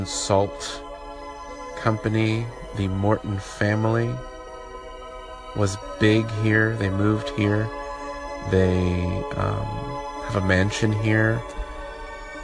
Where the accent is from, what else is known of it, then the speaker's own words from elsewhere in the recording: Jamaica; also born or lived in Wichita, Kansas, United States; now in Nebraska City, United States; I am from Jamaica, first generation in the U.S.